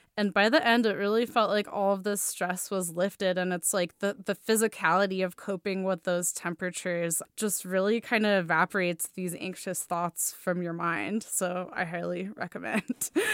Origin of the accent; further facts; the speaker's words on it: Russia; moved away; growing up in Russia